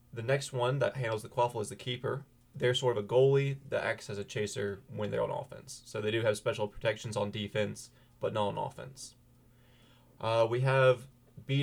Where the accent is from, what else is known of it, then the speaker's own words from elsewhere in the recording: Holly Springs, North Carolina, United States; I'm local. I'm from the Holly Springs, Apex area, so I've grown up an NC State fan all my life